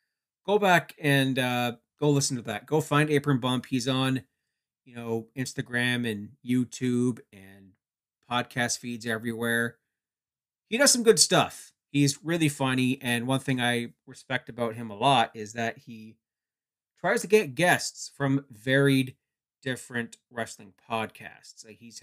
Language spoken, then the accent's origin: English; Canada; being Canadian, I would cover for most of my fellow countrymen